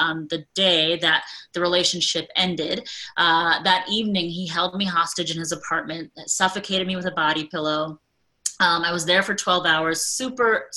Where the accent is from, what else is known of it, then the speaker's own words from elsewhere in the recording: United States; I am a soon to be 41-year-old South Asian woman who was born and raised in America to immigrant parents who had an arranged marriage